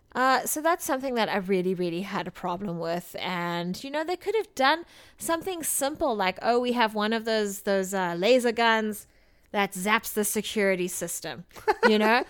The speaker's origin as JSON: {"language": "English", "country": "South Africa", "said": "I come from South Africa where tap water has a lot of issues"}